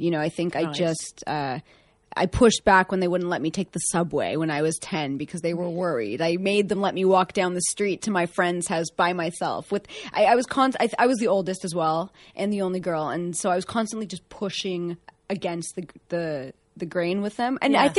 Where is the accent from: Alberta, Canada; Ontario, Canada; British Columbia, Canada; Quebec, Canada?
Ontario, Canada; Toronto; moved away; Right. So I grew up in Toronto.